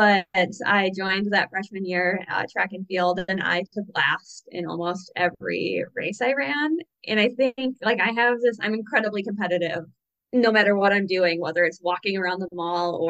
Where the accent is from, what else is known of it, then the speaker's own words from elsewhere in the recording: about 2 hours south of Duluth, Minnesota, United States; I grew up playing hockey because I'm a Minnesotan and that's what Minnesotans